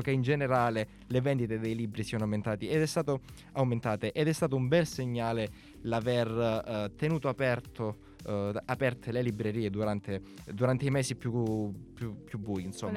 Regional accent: Calabria, Italy; now in Milan, Italy; Sono di una City molto ma molto più a sud. Sono calabrese, quindi io so- mi sono trapiantato qui a Milano

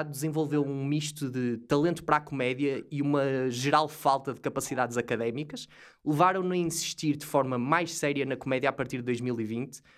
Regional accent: Marrazes, Leiria District, Portugal; eu sou de, de Marrazes, é no distrito de Leiria

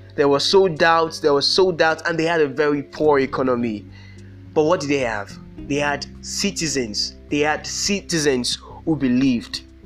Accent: Nigeria; I am Nigerian

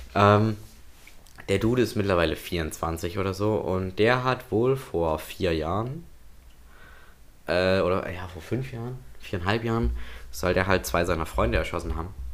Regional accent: Waldheim, Saxony, Germany; bei uns in Waldheim

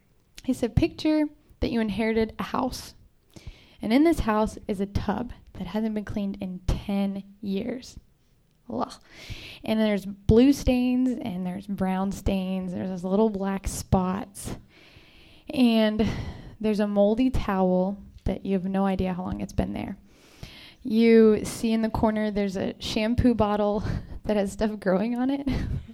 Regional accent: Texas, United States; Jordan and I are from Texas.

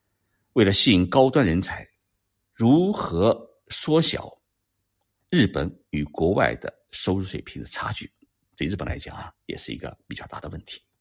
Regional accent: China; 在日本居住呢。即使日文不好，我们中国人汉字还是看得懂

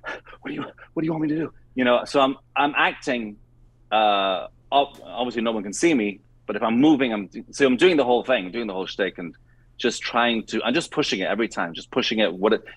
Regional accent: Trinidad & Tobago; Well, Well, I grew up in Trinidad in the West Indies

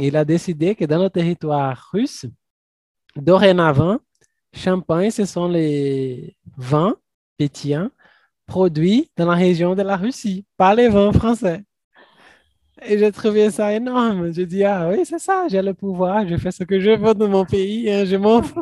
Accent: Brazil; first language Portuguese; French is a second language; nous, en tant que Brésiliens

